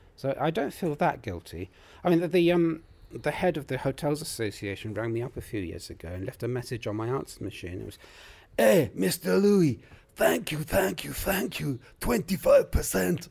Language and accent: English; United Kingdom; also born or lived in Colombia / Manchester